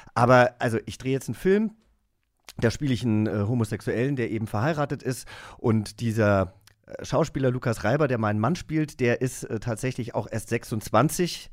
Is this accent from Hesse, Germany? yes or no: yes; Langgöns, Hesse, Germany; moved away; ich bin in Langgöns aufgewachsen. Das ist eine Großgemeinde bei Gießen ne, Unistadt kennt man, in Hessen